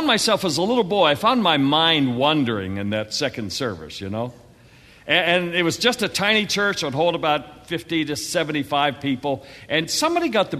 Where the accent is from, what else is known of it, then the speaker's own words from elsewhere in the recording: Western Pennsylvania, United States; I grew up in Western Pennsylvania, and my father pastored two small churches.